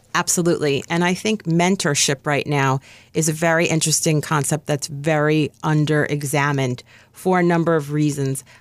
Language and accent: English; New York, United States; I'm from New York.